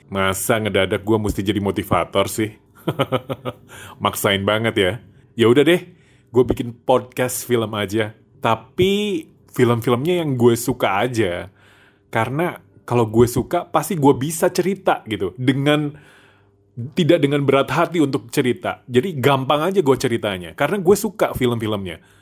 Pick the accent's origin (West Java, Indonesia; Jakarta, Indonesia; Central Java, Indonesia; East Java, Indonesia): West Java, Indonesia; Tasikmalaya; pendengar terbanyak gue justru bukan dari daerah gue di Jawa Barat